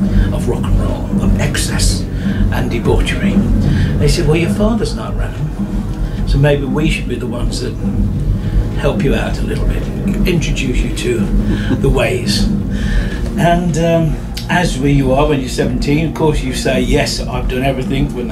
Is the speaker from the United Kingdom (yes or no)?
yes; England, United Kingdom; being an English guy